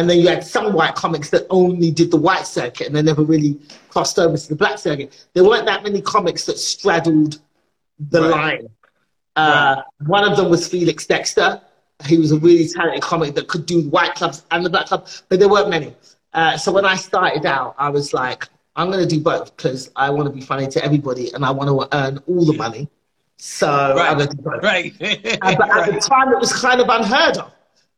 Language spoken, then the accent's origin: English; Nigeria; So when I came on the scene as a Nigerian comedian, I was doing jokes from my perspective.